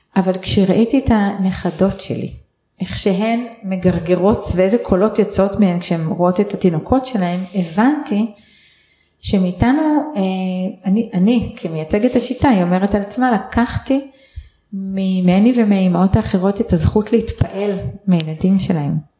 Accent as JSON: {"language": "Hebrew", "country": "Israel", "tie": "born or raised there", "said": "אני גדלתי בקיבוץ, בלינה משותפת אה, כל חיי עד גיל 18"}